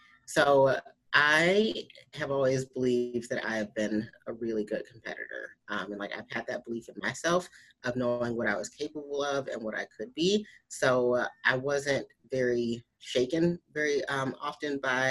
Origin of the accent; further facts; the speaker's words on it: St. Louis, Missouri, United States; I did the St. Louis Pro, which was in my hometown